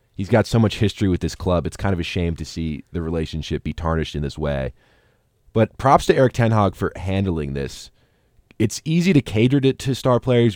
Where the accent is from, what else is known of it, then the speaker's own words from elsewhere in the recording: United States; I'm American